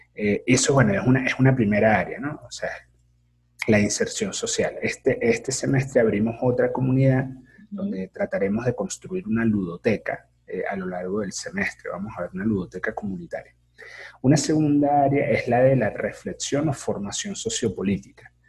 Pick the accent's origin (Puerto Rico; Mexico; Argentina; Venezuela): Venezuela; San Cristóbal, Táchira; moved away; Yo soy de San Cristóbal